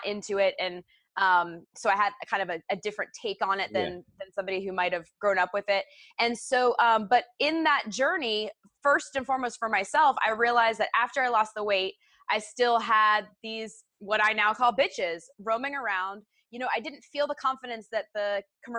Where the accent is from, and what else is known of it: United States; moved away; also born or lived in Orlando / Portland, Oregon